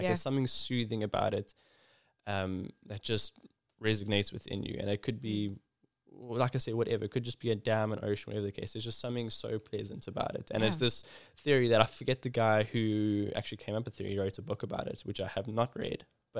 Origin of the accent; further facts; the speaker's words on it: Ballito, KwaZulu-Natal, South Africa; I'm originally from Belito in KZN, and like lived around the surfing lifestyle.